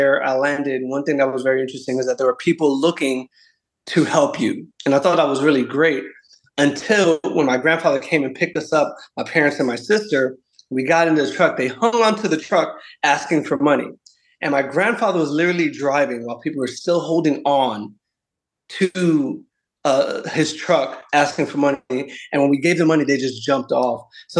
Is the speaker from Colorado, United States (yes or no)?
no; New Mexico, United States; I was born in New Mexico, and my parents came here back in the 60s.